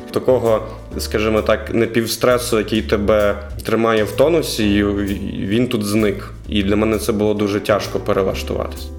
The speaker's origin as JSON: {"language": "Ukrainian", "town": "Brovary", "region": "Kyiv Oblast", "country": "Ukraine", "tie": "born or raised there", "moved": "as an adult", "lives_now": "Lviv, Ukraine", "said": "Я був депутатом міської ради міста Бровари, це моє рідне місто."}